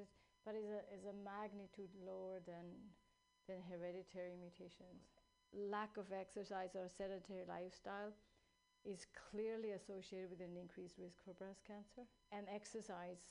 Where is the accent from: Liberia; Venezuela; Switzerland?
Switzerland; now in California, United States; I grew up in Switzerland.